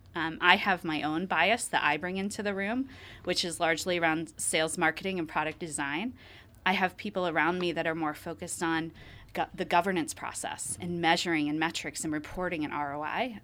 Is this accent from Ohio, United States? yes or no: yes; Columbus, Ohio, United States; I'm from Ohio, actually. Um, I grew up around Columbus, Ohio